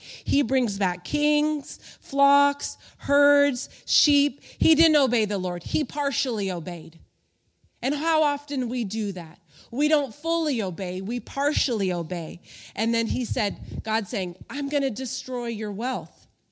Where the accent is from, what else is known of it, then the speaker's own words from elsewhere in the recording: Palm Springs, California, United States; I grew up in Palm Springs, California, out in the desert